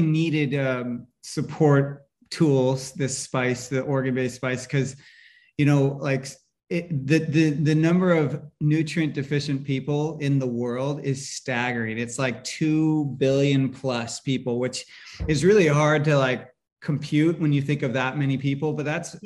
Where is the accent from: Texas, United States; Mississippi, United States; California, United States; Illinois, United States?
California, United States; Northern; I grew up in California, in Northern California